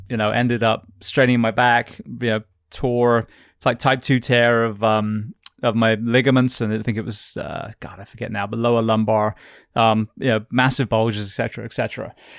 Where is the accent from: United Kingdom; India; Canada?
United Kingdom; England; moved away as an adult; now in United States; As an Englishman coming to America